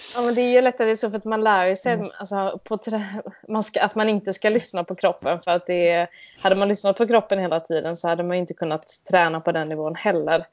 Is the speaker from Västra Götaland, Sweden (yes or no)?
yes; Mölnlycke, Västra Götaland, Sweden; also born or lived in Gothenburg; jag är född och uppvuxen i Göteborg. Eh, strax utanför eh, en liten stad som heter Mölnlycke